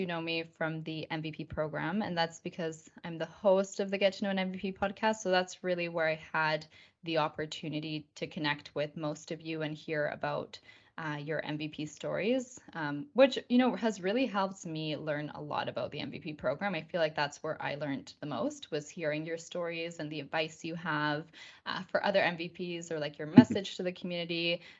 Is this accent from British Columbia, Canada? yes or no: yes; Victoria, British Columbia, Canada; also born or lived in Argentina; as Josh said. I'm actually from Victoria, British Columbia in Canada. I'm Canadian, but my life has always been divided between Canada and Argentina